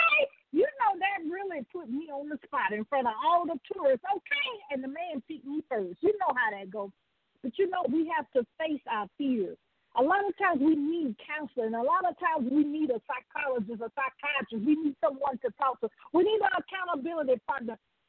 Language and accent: English; the South, United States; you can tell I'm from the South.